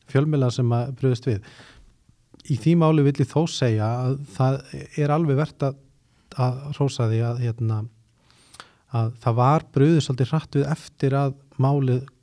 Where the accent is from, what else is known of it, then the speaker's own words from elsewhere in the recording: Iceland; moved away as an adult; ég er náttúrulega fluttið frá Íslandi þarna á þessum tíma